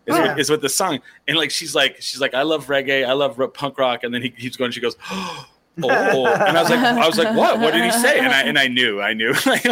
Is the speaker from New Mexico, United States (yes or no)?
yes; Eastern New Mexico, United States; moved away; I grew up in Eastern New Mexico.